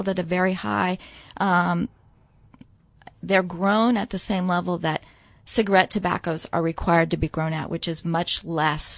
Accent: Nebraska, United States; I grew up in Nebraska. I'm a farm girl

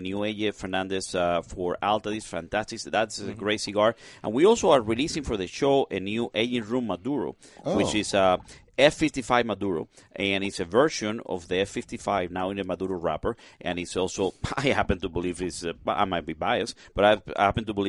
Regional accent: Cuba; now in United States; I came from Cuba 37 years ago looking for freedom and opportunities

